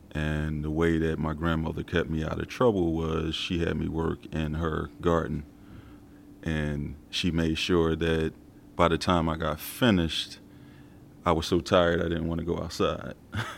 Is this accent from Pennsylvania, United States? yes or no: yes; Philadelphia, Pennsylvania, United States; I'm born and raised in South Philadelphia. We called it Concrete City because we really didn't have trees or grass in my neighborhood.